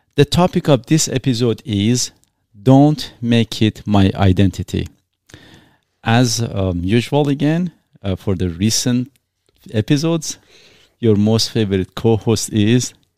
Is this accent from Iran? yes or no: yes; Iran; English is a second language; now in Canada; I was born in Iran